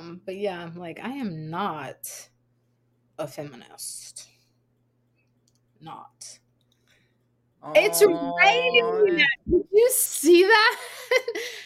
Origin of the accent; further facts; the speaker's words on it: South Louisiana, United States; I grew up in South Louisiana